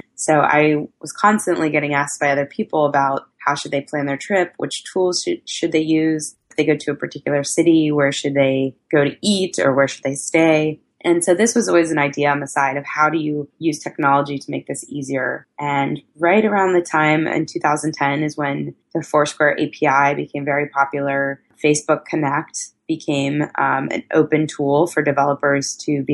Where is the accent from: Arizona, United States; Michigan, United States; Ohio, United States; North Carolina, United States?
North Carolina, United States; Raleigh; moved away as an adult; also born or lived in New York; I grew up in North Carolina in the Raleigh area